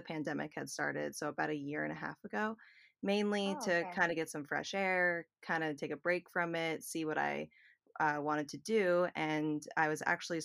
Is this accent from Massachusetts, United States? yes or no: yes; Boston, Massachusetts, United States; moved away as an adult; also born or lived in New York City; now in Brewster, United States; I was born and raised in Boston, Massachusetts, and moved to New York City in 2011.